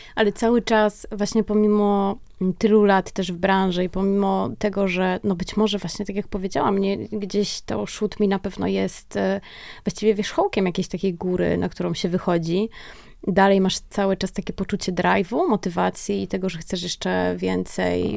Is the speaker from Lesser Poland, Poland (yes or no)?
yes; Kraków, Lesser Poland, Poland; obie jesteśmy z Krakowa